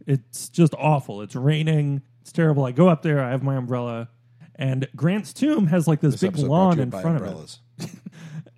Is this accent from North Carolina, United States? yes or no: no; Orlando, Florida, United States